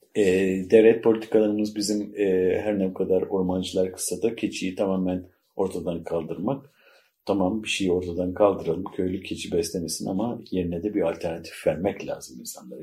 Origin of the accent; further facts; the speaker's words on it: Mudanya, Bursa, Turkey; moved away; Mudanya'nın Si köyünde doğdum, büyüdüm, yetiştim